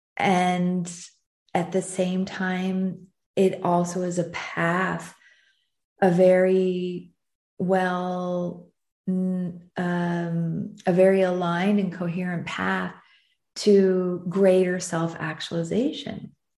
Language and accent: English; United States; also born or lived in southern France; now in France; being an American who who lives in southern France